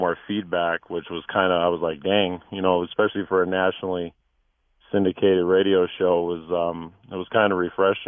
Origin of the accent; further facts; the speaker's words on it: Minnesota, United States; also born or lived in California; now in Tucson, United States; Okay, so I'm originally from Minnesota, kind of a transplant to California, and then we moved to Tucson in '99.